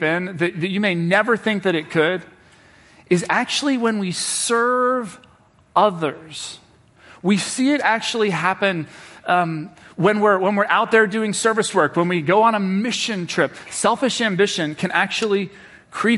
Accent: Cincinnati, Ohio, United States; now in Washington, D.C., United States; I'm from Cincinnati, Ohio

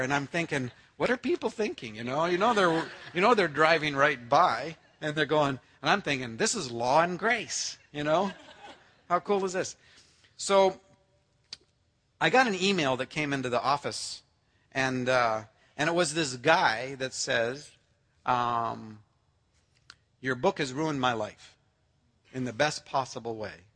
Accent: Canada; I'm Canadian born.

